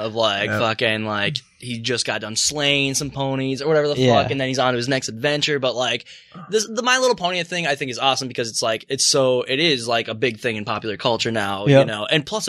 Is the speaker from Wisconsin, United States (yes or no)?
no; Minnesota, United States; I'm from Minnesota